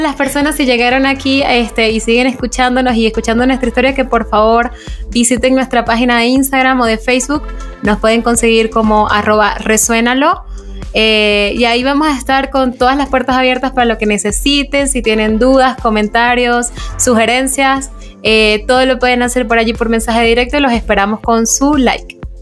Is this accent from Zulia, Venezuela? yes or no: yes; Maracaibo, Zulia, Venezuela; moved away as an adult; now in Bogotá, Colombia; yo vengo de Maracaibo